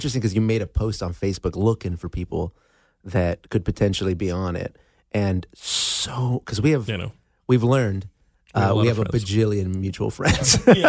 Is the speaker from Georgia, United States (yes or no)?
no; Azusa, California, United States; now in Los Angeles, United States; Azusa, West Covina area. Yeah, the San Gabriel Valley is my hometown. And but then I moved to L.A. about, you know, like L.A. proper about four or five years ago.